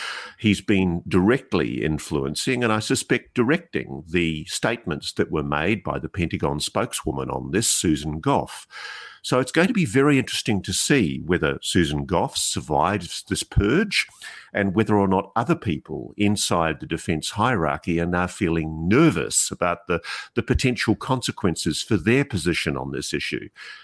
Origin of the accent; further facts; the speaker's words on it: Australia; You know what always amazes me as an Australian, cultured in the British system of law, we have these horrible defamation laws in our country